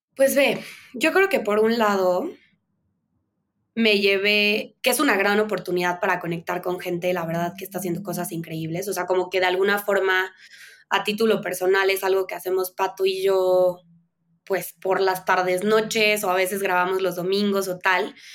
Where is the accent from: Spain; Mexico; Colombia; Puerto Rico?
Mexico; Veracruz; moved away as an adult; also born or lived in Mexico City; yo crecí en Veracruz